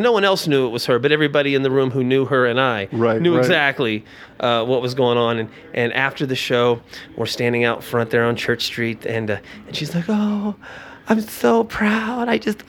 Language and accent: English; Indiana, United States; also born or lived in Florida; So I was from Indiana, but I'm a Florida boy.